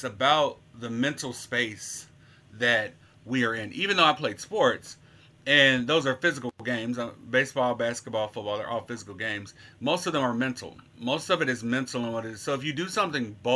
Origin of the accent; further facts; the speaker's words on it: Little Rock, Arkansas, United States; moved away as an adult; now in Memphis, United States; I'm originally from Little Rock, Arkansas, but I've been a Memphian for 10 years now